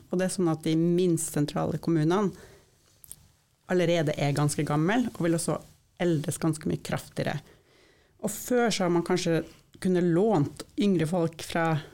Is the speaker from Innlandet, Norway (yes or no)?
no; Sør-Varanger Municipality, Finnmark, Norway; moved away as an adult; jeg er født og oppvokst i Sør-Varanger kommune